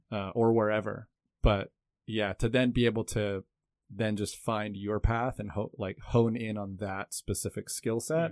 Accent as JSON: {"language": "English", "country": "Canada", "tie": "born or raised there", "moved": "as an adult", "lives_now": "Taiwan", "said": "I'm a Canadian born cinematographer, director, producer. I came to Taiwan when I was 20 years old"}